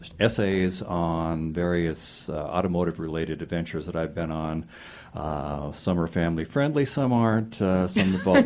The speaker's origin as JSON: {"language": "English", "town": "Tacoma", "region": "Washington", "country": "United States", "tie": "born or raised there", "said": "I grew up in Tacoma, so it's all about just growing up in Tacoma."}